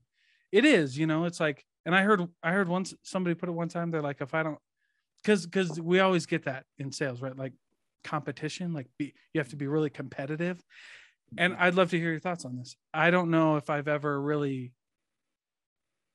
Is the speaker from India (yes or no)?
no; Iowa, United States; moved away; I'm from Iowa